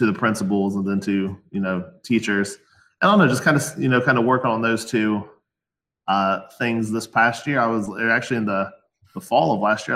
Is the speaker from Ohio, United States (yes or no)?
yes; Ohio, United States; I'm from Ohio, the great state of Ohio